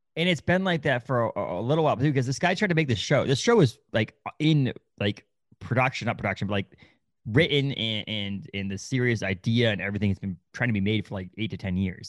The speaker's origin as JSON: {"language": "English", "country": "United States", "tie": "born or raised there", "said": "I was born in the United States. I speak English"}